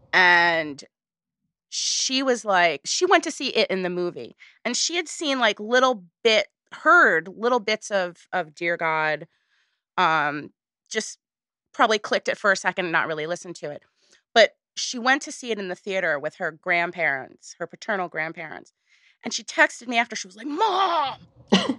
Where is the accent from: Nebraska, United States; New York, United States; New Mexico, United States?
New York, United States; Woodstock; I grew up in Woodstock. So everybody's jaded there